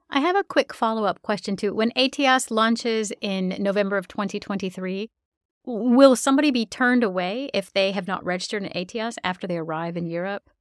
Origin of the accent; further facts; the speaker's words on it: United States; being American, I've never had to do ESTA. I've got a U.S. passport